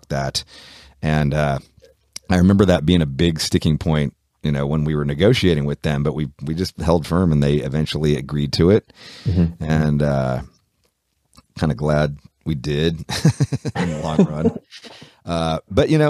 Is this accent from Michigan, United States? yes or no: no; Oakland, California, United States; we're from Oakland, so we're from the Bay Area, so we're 6 hours north of Los Angeles.